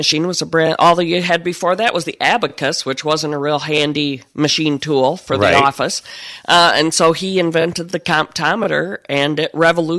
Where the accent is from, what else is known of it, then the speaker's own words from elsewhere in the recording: Hudsonville, Michigan, United States; also born or lived in Jamestown, Michigan; I grew up in Hudsonville. I still live in that area. I live in Jamestown and lived there all my life.